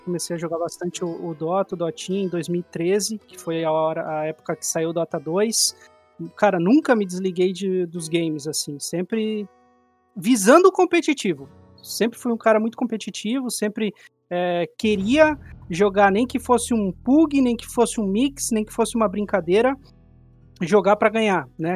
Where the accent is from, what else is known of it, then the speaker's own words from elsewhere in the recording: Joinville, Santa Catarina, Brazil; eu não sou de São Paulo, né? Eu sou de Joinville, Santa Catarina